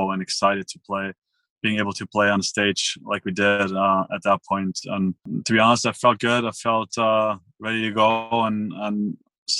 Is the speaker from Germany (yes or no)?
yes; Villingen-Schwenningen, Baden-Württemberg, Germany; moved away; I'm from Germany, Schwenningen